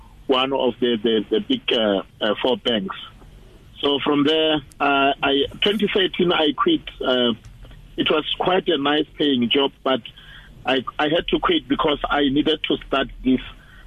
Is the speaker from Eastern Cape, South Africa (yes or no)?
no; Limpopo, South Africa; moved away; I was born and bred in Limpopo province